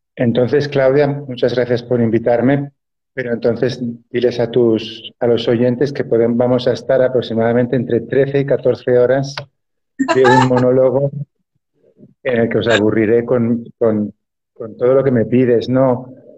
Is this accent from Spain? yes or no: yes; Barcelona, Catalonia, Spain; yo nací en la ciudad de Barcelona